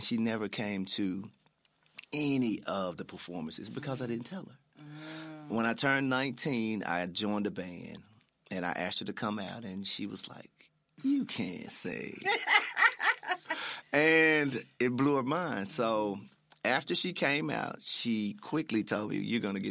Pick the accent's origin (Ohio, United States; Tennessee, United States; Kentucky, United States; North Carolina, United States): Tennessee, United States; Memphis; also born or lived in Houston, Texas; I grew up in the Mound